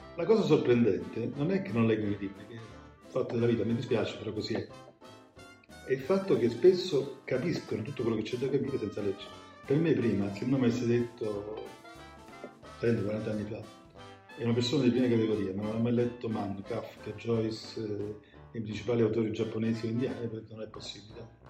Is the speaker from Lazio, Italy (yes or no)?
no; Naples, Campania, Italy; sono napoletano